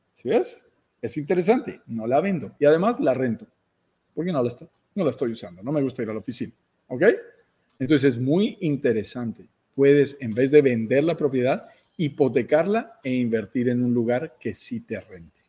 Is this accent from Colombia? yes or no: yes; Colombia; para colombianos como nosotros, viviendo en Colombia